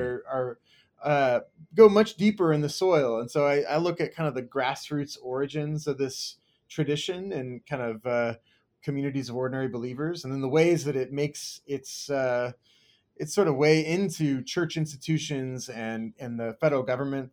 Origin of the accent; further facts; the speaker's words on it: United States; also born or lived in Kansas, United States / Southern California, United States; grew up in Kansas and Southern California and spent kinda my childhood between those two places